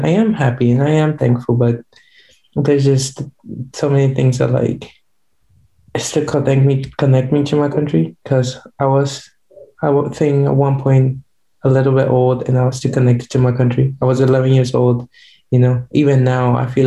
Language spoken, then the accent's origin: English; Paraguay; first language Guarani; English is a second language; moved away as an adult; also born or lived in New York City; now in New York, United States; I was born and raised in Paraguay, and right now I'm in America studying architecture